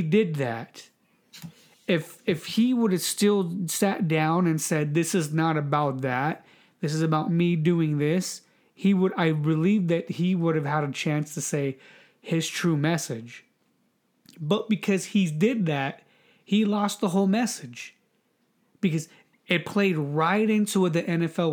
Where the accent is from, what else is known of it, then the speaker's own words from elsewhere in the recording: United States; me being an American